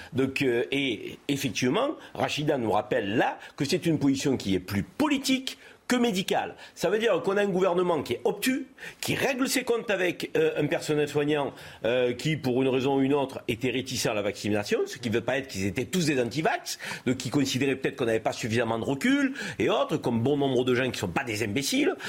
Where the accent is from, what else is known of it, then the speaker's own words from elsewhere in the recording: France; chez nous, en France